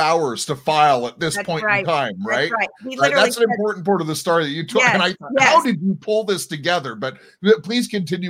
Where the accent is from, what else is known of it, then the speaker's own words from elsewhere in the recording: United States; now in Toronto, Canada; I'm an American living just outside of Toronto